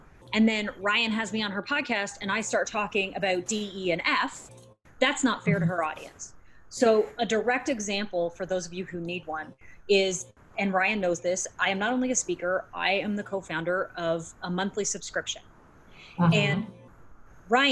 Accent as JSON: {"language": "English", "country": "Canada", "said": "I'm Canadian"}